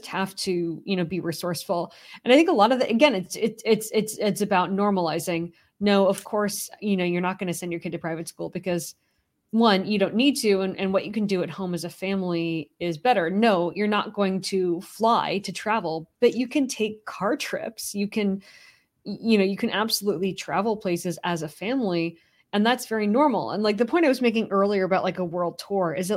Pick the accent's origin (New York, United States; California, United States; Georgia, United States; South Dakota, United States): California, United States; moved away; I grew up in California